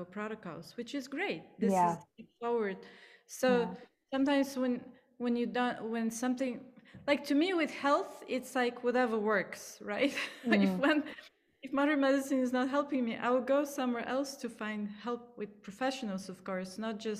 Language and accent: English; Plovdiv, Plovdiv Province, Bulgaria; accent: Bulgarian; English is a second language; moved away as an adult; also born or lived in India; I grew up in Bulgaria, so that's my accent